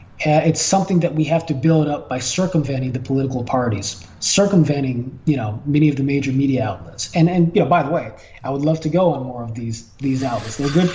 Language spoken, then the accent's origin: English; Los Angeles, California, United States; in the course of growing up in the Jordan Downs Projects, which is, you know, which was considered for a long time the most violent area in the state of California, where much of the black community is, you know, within South Central Los Angeles